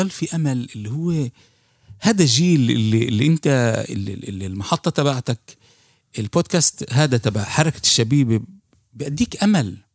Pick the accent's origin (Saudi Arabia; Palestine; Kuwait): Palestine; بتحس انه انه حتى احنا كفلسطينيين يعني حتى منظمة التحرير